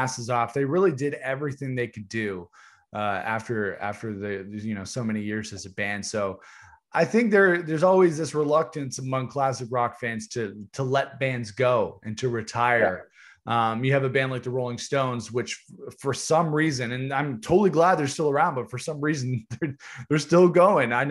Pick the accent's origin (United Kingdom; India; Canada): Canada; We're from Canada.